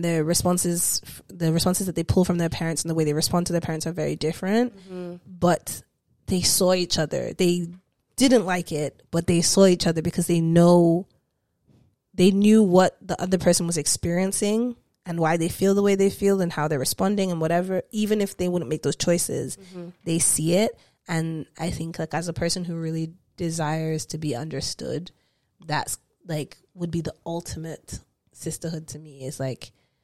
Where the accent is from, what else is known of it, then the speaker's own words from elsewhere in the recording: Nigeria; moved away; we're all women here, we're cis women, we are Nigerian